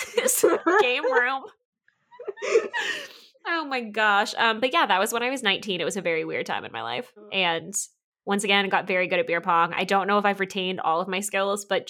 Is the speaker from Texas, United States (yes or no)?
yes; Dallas-Fort Worth area, Texas, United States; I'm from the Dallas-Fort Worth area